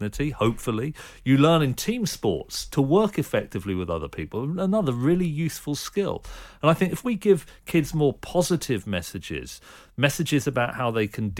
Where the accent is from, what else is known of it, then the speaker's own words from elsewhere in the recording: Reading, South East England, United Kingdom; I grew up in suburban Reading